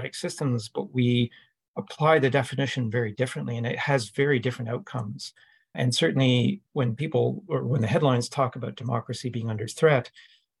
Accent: Canada; I'm Canadian

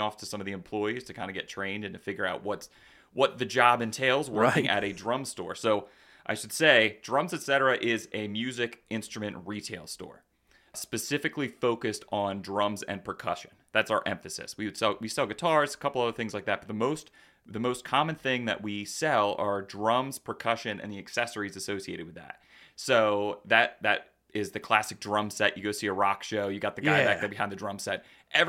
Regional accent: Lancaster, Pennsylvania, United States; Yeah, Lancaster. You know, born and raised in Lancaster, and you know, that was the big city. Lancaster was the big city.

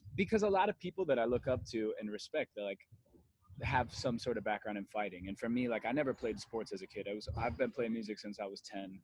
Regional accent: Las Vegas, Nevada, United States; moved away as an adult; now in La Habra, United States; I grew up in Las Vegas, Nevada, and um, I moved to LA when I was 20 years old

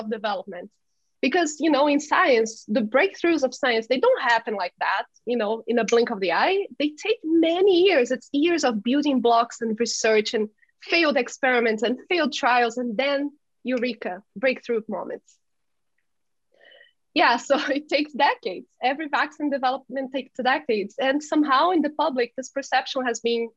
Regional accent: Belo Horizonte, Minas Gerais, Brazil; now in Boston, United States; I'm a Brazilian scientist. I'm from Belo Horizonte, Minas Gerais, Brazil, the land of pão de queijo.

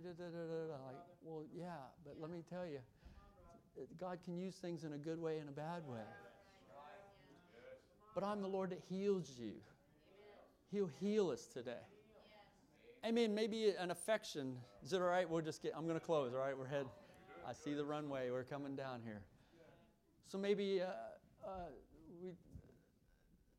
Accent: Kentucky, United States; I come from Kentucky

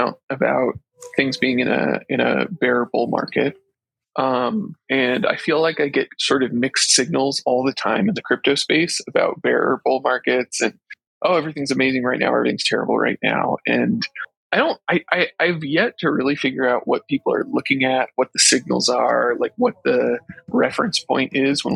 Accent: California, United States; now in Oregon, United States; I'm in Oregon now, but I'm actually originally from California

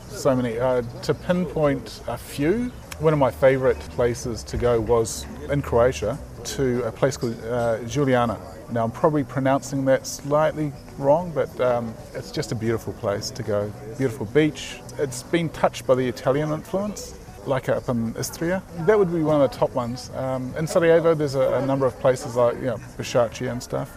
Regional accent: New Zealand; Being a Kiwi

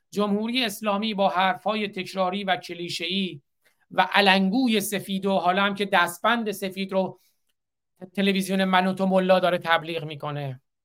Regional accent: Iran; now in United States; به عنوان یک ایرانی آمریکایی

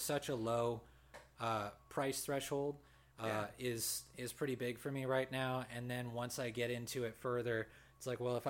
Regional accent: Thousand Oaks, California, United States; I come from Newbury Park, Thousand Oaks

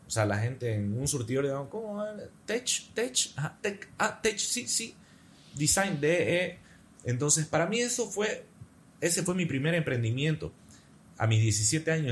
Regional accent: Santa Cruz de la Sierra, Santa Cruz, Bolivia; Mi pueblo, Santa Cruz

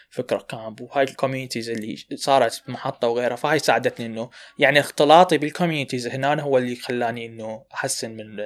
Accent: Iraq; المشاكل عندنا بالعراق انه المبرمجين العراقيين ما دا يحاولون يسوون ماركتنج لنفسهم

